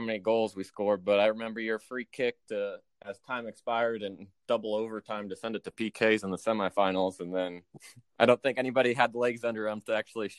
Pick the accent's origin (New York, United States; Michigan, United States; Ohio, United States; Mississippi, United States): Ohio, United States; Columbus; moved away as an adult; also born or lived in Cincinnati, Ohio; now in Dallas, United States; So I'm from Ohio originally, born and raised in Columbus, Ohio. Spent 18 years there until I went to University of Cincinnati for college